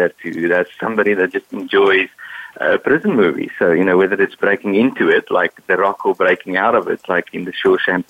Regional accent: South Africa; moved away as an adult; now in Boston, United States; I was born and raised in South Africa, and I U.S. to go to business school here, and then ended up staying on, and I've been in the U.S. for a good 14 years now

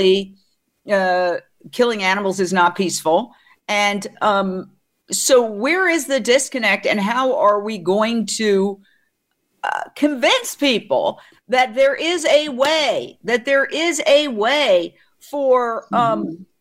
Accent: New York, United States; I grew up in New York right near the Carnegie Deli.

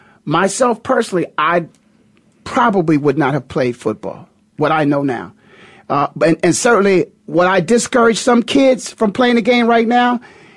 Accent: Canton, Ohio, United States; my hometown, Canton, Ohio.

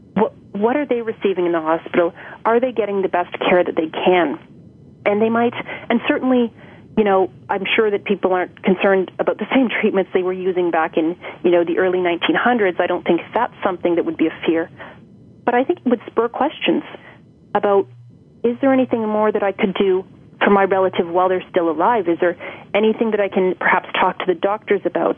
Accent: Toronto, Ontario, Canada; born and raised in Toronto

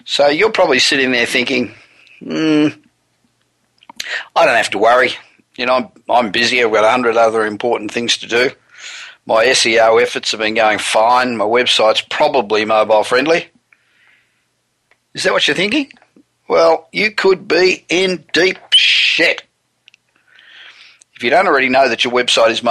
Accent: Los Angeles, California, United States; we're broadcasting again from my hometown of Los Angeles

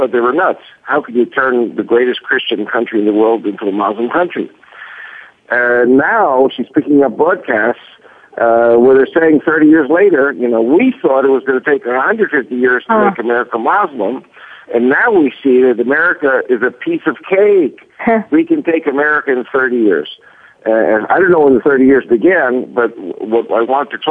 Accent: Long Island, New York, United States; moved away as an adult; also born or lived in Flushing, New York; now in Israel; I was born in 1949 and in Flushing, New York, And I was raised in Long Island

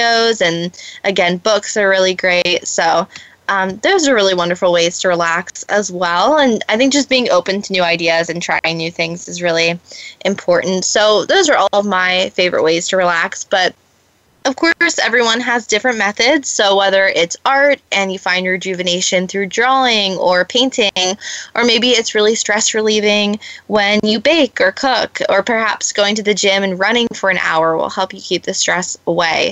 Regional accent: New Jersey, United States; moved away as an adult; now in Los Angeles, United States; living and growing up in New Jersey

